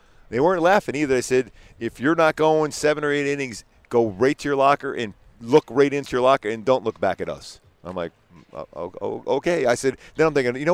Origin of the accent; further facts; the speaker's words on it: Philadelphia, Pennsylvania, United States; where I grew up in Philly